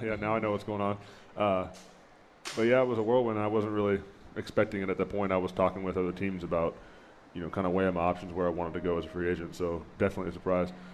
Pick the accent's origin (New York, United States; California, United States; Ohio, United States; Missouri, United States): California, United States; Chico; moved away; I grew up in Northern California in a little town called Chico